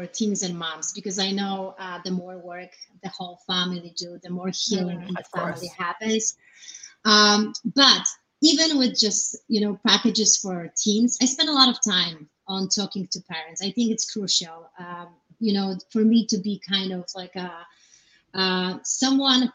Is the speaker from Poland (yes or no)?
yes; Poland; now in United States; I grew up in Poland